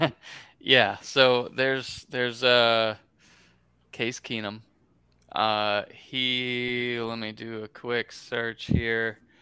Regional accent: Gainesville, Florida, United States; I was born in Gainesville

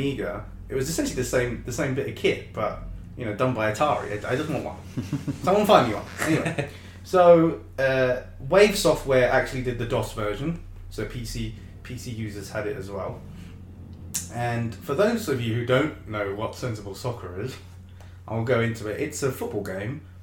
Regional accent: Welsh, Wales, United Kingdom; I'm Welsh

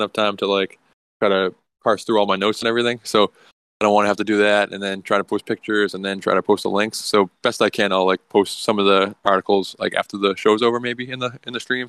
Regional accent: Massachusetts, United States; I am from Massachusetts

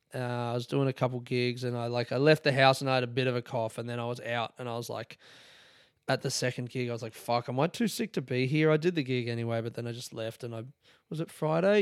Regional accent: Adelaide, South Australia, Australia; now in Melbourne, Australia; I grew up, it was called Fritz, man. In Adelaide, it's called Fritz.

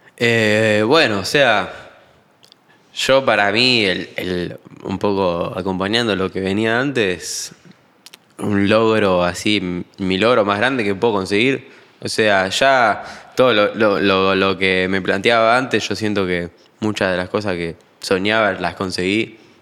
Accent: Argentina

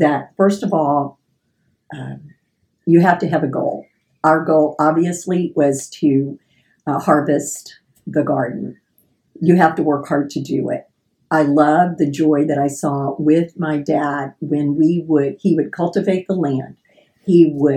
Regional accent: Houston, Texas, United States; I was born and raised in Fairbanks, Texas

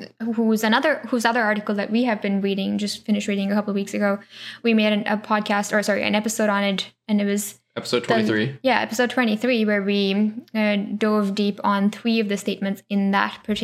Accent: Pune, Maharashtra, India; I grew up in Pune, huge city

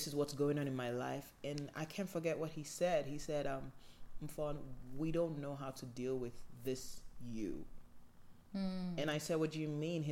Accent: Nigeria; I'm from Nigeria

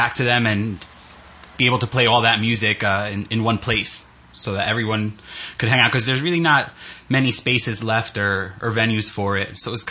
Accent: Newark, New Jersey, United States; also born or lived in Spain; we both grew up kind of in the New York area, her in Brooklyn, and I grew up in Newark.

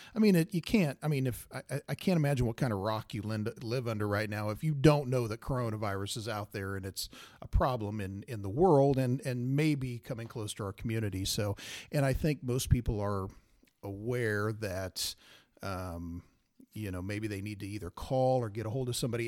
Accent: Salina, Kansas, United States; I grew up in Salina, uh, southeast of Saline Grad

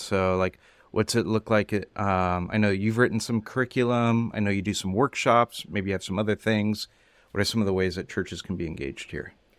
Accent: California, United States; I grew up in California

